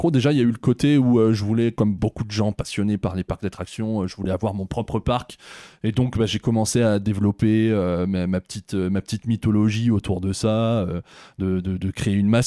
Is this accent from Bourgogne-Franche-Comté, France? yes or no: yes; Auxerre, Bourgogne-Franche-Comté, France; born there; moi je suis né à Auxerre, j'ai de la famille là-bas